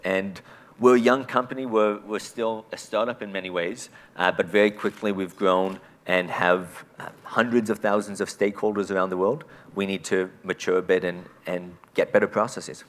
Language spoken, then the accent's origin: English; Canada; as a Canadian